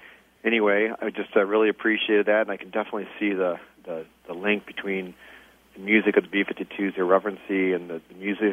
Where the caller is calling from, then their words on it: Lombard, Illinois, United States; I'm calling from Lombard, Illinois.